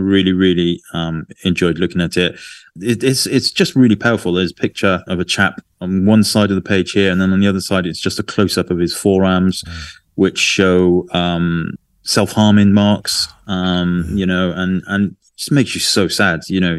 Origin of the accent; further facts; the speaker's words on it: Adelaide, South Australia, Australia; Documents life on the streets of my hometown, Adelaide, throughout the COVID pandemic.